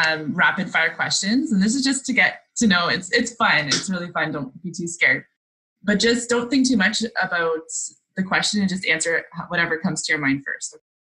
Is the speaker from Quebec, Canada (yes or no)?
no; Sudbury, Ontario, Canada; also born or lived in Temagami; because I'm from Northern Ontario, and this is a personal thing, but I'm from Sudbury, Lively.